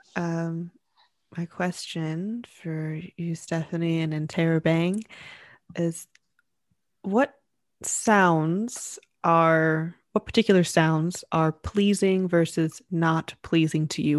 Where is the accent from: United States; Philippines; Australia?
United States; the South; moved away; growing up in the South, it's quite warm